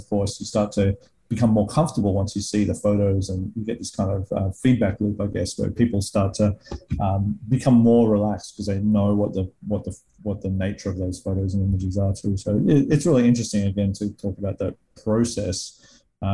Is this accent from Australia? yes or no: yes; Australia; I, of course, haven't grown up in the US to compare it to either. But I feel like in the Australian filmmaking world, we have a lot less resources.